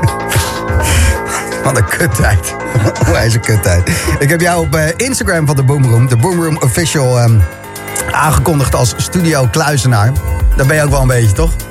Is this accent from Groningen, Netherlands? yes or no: no; Zoetermeer, South Holland, Netherlands; Ik ben in Zoetermeer opgegroeid